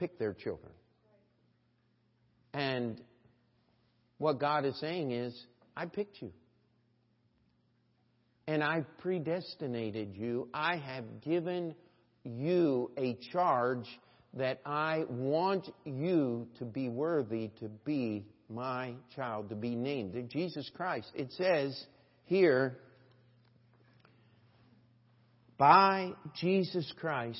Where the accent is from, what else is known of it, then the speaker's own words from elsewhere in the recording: Carroll County, Maryland, United States; I grew up in Carroll County, Maryland